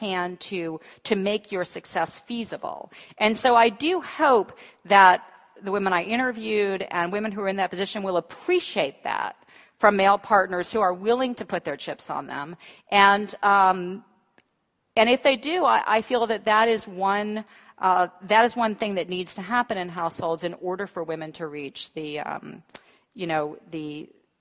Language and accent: English; the American South, United States; I'm from the American South